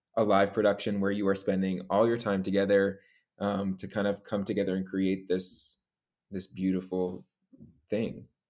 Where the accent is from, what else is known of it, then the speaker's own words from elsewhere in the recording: Long Island, New York, United States; moved away as an adult; now in New York City, United States; born and raised on Long Island. Uh, I grew up there with my three younger sisters